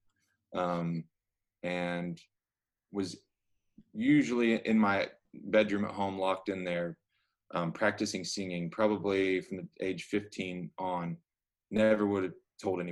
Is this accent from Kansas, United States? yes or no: yes; Clearwater, Kansas, United States; moved away as an adult; now in Nashville, United States; I was living in Clearwater, which is my hometown. It's like maybe a half hour south of Wichita